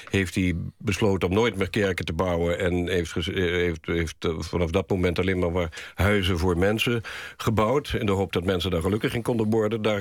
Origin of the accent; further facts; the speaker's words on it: Curaçao; born there; Ja, ik ben geboren in Curaçao.